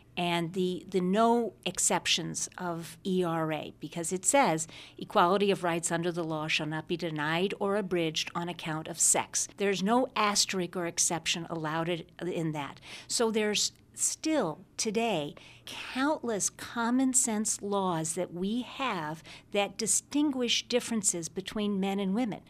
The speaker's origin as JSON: {"language": "English", "region": "Illinois", "country": "United States", "tie": "born or raised there", "said": "I grew up in Illinois"}